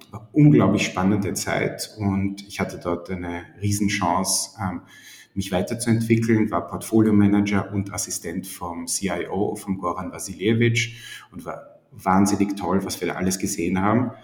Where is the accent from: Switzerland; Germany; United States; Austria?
Austria; Styria; moved away as an adult; also born or lived in Vienna; Ich komme eigentlich aus der Steiermark, habe dann in Wien studiert